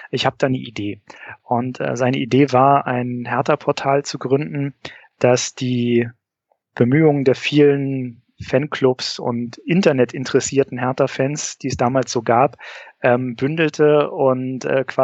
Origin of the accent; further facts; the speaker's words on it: Berlin, Germany; geboren und aufgewachsen in Berlin, geboren 1978, aufgewachsen im Eichkampf, quasi in direkter Nachbarschaft zum Mommsen-Stadion